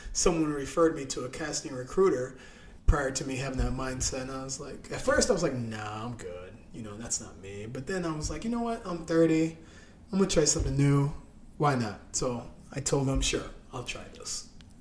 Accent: Marion, Illinois, United States; now in Chicago, United States; I am from Southern Illinois, a small town called Marion, Illinois

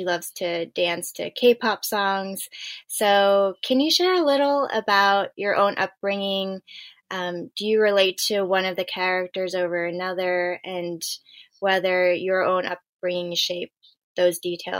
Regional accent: Southern California, United States; We both grew up in Asian American households. We both grew up in California, even though I was down in Southern California. And so I'm Chinese American.

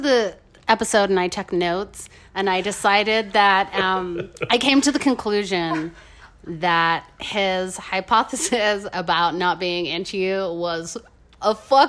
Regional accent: Scotland, United Kingdom; also born or lived in England; now in Utah, United States; I was born in Scotland.

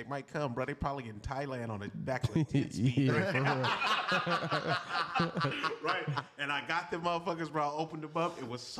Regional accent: Richmond, United States; Bro, I'm from Richmond.

